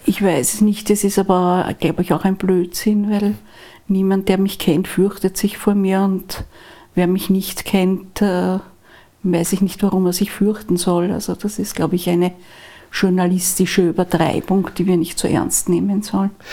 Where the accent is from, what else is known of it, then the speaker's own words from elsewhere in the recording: Vienna, Austria; Wir sind ja aus Wien alle